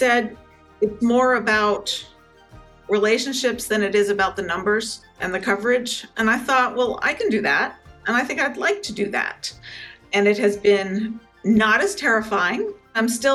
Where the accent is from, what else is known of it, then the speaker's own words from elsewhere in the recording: Connecticut, United States; moved away as an adult; also born or lived in New York City; I was born and grew up in Connecticut and spent, you know, basically all those formative